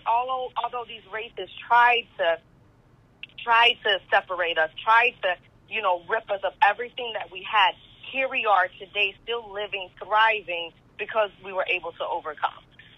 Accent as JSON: {"language": "English", "country": "United States", "said": "after I came home from Germany and from my deployment, I was like, oh my gosh, I'm glad that I'm home to be back in America."}